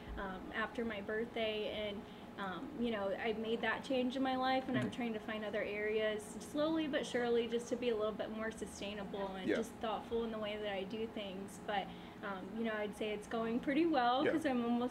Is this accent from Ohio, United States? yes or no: yes; Defiance, Ohio, United States; now in Oceanside, United States; I was actually born and raised in Defiance, Ohio, which is a really small town